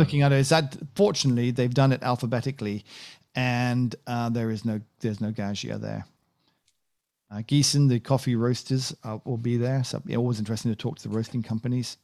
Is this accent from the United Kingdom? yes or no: yes; United Kingdom; I'm British